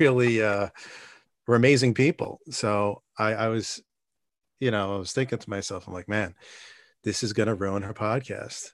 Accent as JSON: {"language": "English", "town": "New York City", "region": "New York", "country": "United States", "tie": "born or raised there", "also_born_or_lived": "Brooklyn, New York", "said": "I grew up in Staten Island, and I'm s, still there"}